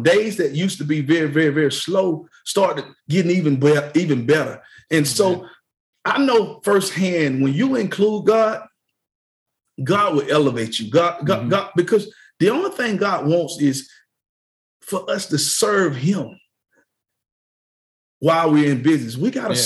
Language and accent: English; Mayfield, Georgia, United States; we grew up in Mayfield, Georgia, small town with just one store.